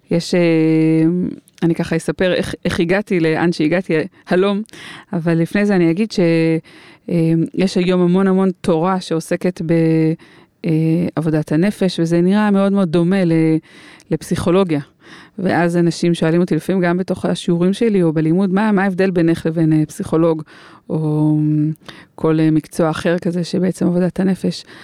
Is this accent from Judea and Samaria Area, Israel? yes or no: yes; Karnei Shomron, Judea and Samaria Area, Israel; היינו חברות, חברות ביישוב, גדלנו ביישוב, בהתנחלות בשומרון, קרני שומרון